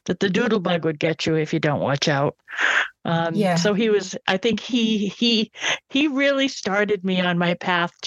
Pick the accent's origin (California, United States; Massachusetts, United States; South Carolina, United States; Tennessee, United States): Massachusetts, United States; moved away as an adult; now in Florida, United States; I'm from Massachusetts in New England, and I now live in Florida